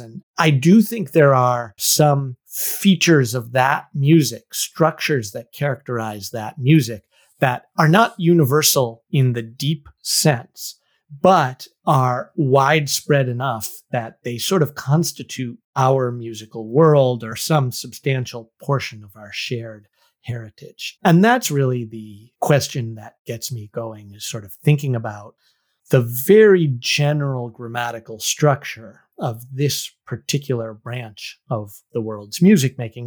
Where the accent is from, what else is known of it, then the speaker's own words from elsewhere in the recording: Northampton, Massachusetts, United States; I was born in Northampton, Massachusetts, which is a lovely little college town in Western Massachusetts